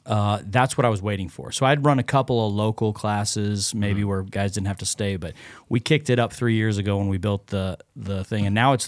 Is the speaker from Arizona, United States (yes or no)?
yes; Phoenix, Arizona, United States; moved away as an adult; now in Knoxville, United States; I'm originally from Phoenix, Arizona